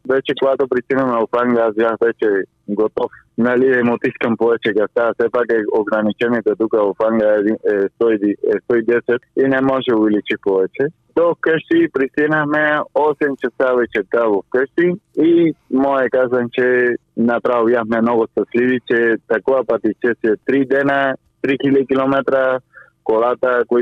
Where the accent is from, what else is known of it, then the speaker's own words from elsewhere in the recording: Cuba; Bulgarian is a second language; moved away as an adult; also born or lived in Bulgaria / Spain; now in England, United Kingdom; аз България вече ми е моя втората държава, защото понеже съм от Куба и чувствам, съм живял доста година в България, нали аз чувствам вече като моята втора държава